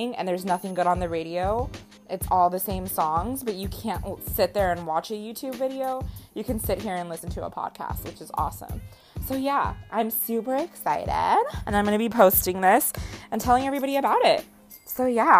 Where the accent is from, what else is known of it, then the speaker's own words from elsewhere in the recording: Costa Rica; moved away; also born or lived in Bay Area, California; I am from Costa Rica